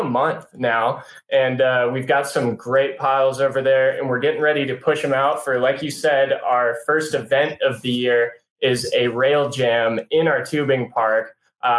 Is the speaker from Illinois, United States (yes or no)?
yes; Chicago, Illinois, United States; now in Charlotte, United States; So I'm from Charlotte by way of Chicago.